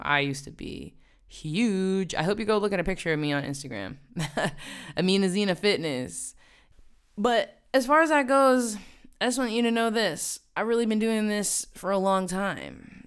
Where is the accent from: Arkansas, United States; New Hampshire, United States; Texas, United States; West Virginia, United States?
West Virginia, United States; moved away as an adult; now in New York, United States; I grew up in the woods. I really did, in the mountains